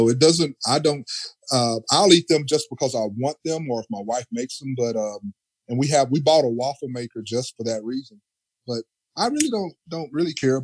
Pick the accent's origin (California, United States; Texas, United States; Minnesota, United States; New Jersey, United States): Texas, United States; I grew up in Texas because you know we're known for our barbecue